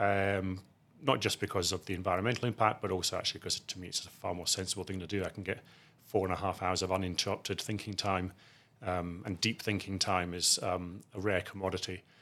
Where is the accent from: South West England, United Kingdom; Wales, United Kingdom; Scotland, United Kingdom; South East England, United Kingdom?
Scotland, United Kingdom; outside Edinburgh; I grew up in Scotland, outside Edinburgh.